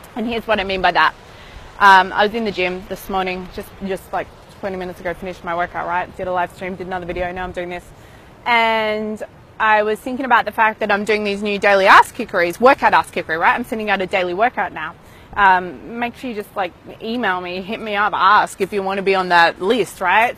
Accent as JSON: {"language": "English", "town": "Melbourne", "region": "Victoria", "country": "Australia", "tie": "born or raised there", "moved": "yes", "said": "back in my hometown of Melbourne"}